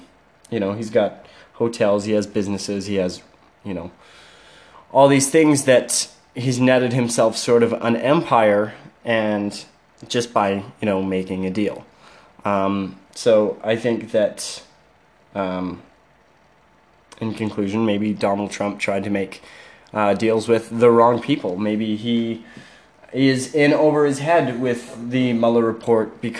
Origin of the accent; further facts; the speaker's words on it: Canada; I'm a Canadian citizen